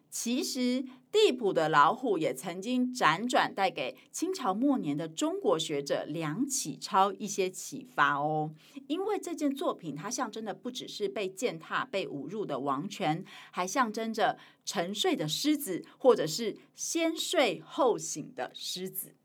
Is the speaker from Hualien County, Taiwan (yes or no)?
yes; Hualien, Hualien County, Taiwan; also born or lived in Taipei; 我是台北出生，然后花莲长大嘛